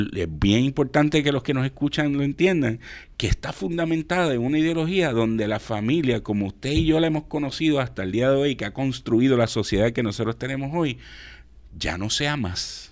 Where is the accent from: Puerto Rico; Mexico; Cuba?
Puerto Rico; como puertorriqueños